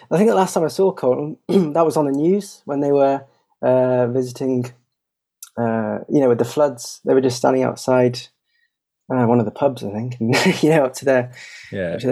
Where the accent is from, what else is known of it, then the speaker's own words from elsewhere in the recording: Belgium; I grew up in Belgium from uh, I think the age of about uh, seven or eight